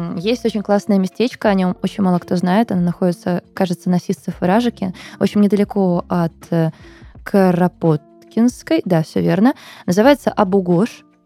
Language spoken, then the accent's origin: Russian; Moscow, Russia; я выросла в Бутово. Оттуда я мало куда выезжала. То есть родилась-то я на Таганке, а потом мы переехали в Бутово